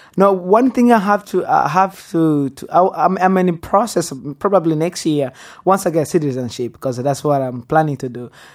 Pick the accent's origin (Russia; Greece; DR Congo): DR Congo; Goma, North Kivu; English is a second language; now in Texas, United States; I was born in Congo. Which place? Goma. Which place? Birere.